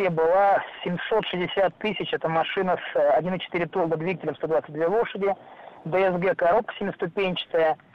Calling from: Moscow, Russia; я покупал ее, я из Москвы, прошу прощения

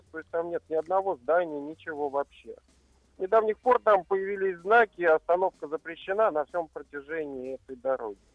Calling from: Saint Petersburg, Russia; Я звонил вам из Санкт-Петербурга

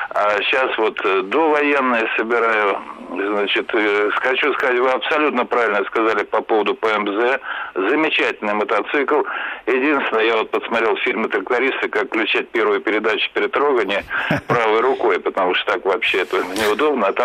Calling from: Moscow, Russia; Я Москва, Москва, да.

